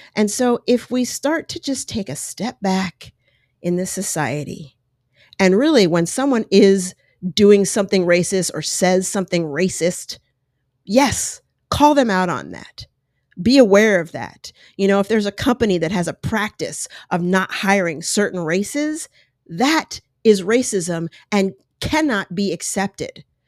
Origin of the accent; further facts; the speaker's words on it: United States; also born or lived in Colorado / New York; I grew up in New York and Colorado